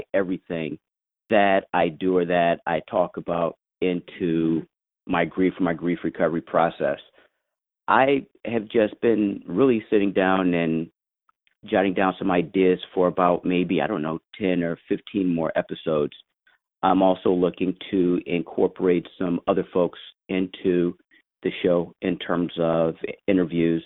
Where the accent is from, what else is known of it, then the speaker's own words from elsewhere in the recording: St. Louis, Missouri, United States; now in Washington, D.C., United States; Originally, I was born and raised in St. Louis, Missouri, here in the United States. And I currently reside in the Washington, D.C. metro area.